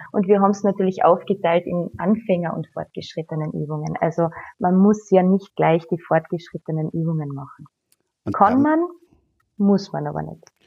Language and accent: German; Villach, Carinthia, Austria; rund um meine Heimatstadt sind 17 Seen